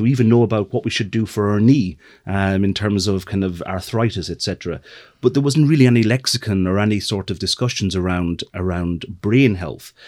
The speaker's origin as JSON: {"language": "English", "area": "middle of Ireland", "region": "Midlands", "country": "Ireland", "also_born_or_lived": "London", "moved": "as an adult", "said": "I'm from the middle of Ireland"}